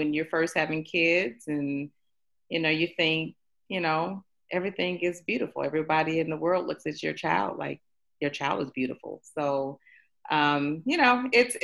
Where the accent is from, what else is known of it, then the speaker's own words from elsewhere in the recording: Chicago, Illinois, United States; moved away as an adult; now in Atlanta, United States; I born and raised in Chicago